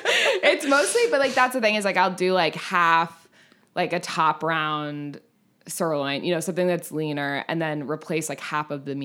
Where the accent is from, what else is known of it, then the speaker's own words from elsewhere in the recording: California, United States; But like, I'm from California. I call everyone dude.